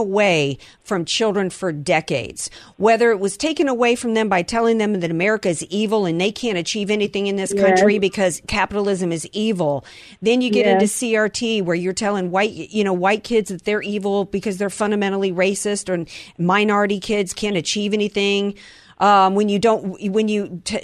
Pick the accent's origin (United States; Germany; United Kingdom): United States; the South; I grew up in the South and I still say, yes, ma'am, no, ma'am